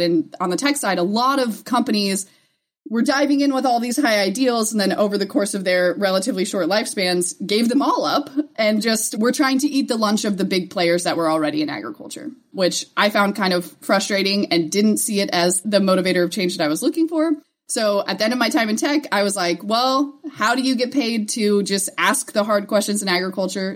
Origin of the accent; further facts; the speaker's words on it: United States; being an American abroad